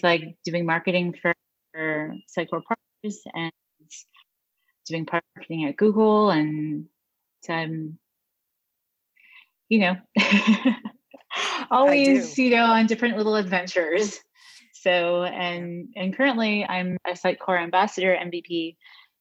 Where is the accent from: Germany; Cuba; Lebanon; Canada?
Canada; Toronto, Ontario; moved away as an adult; also born or lived in United States / France / United Kingdom; Well, I'm originally from Canada. I was born and raised in Toronto and haven't lived in Canada for almost half of my life